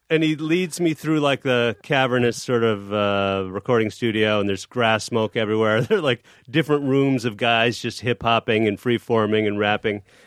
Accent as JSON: {"language": "English", "town": "Chicago", "region": "Illinois", "country": "United States", "said": "I am from Chicago"}